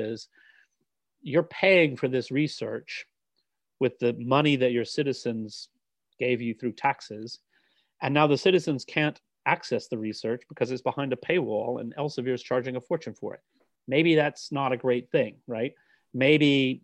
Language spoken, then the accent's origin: English; United States; accent: American; now in United Kingdom; As a British citizen with an American accent